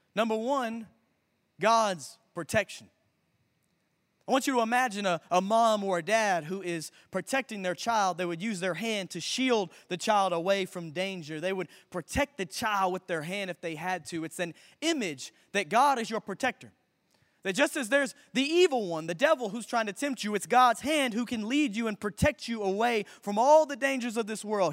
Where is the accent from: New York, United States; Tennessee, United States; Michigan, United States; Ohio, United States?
Tennessee, United States; Memphis; I grew up right here in Memphis, Tennessee. I went to Bartlett High School